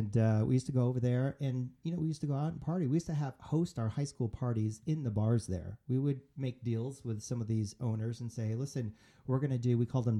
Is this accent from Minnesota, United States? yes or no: no; El Paso, Texas, United States; I'm from El Paso, Texas.